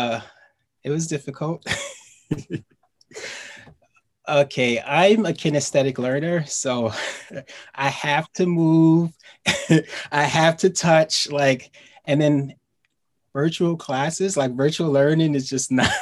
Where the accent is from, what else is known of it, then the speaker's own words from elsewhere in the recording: New York City, New York, United States; I live in Queens and I'm from Queens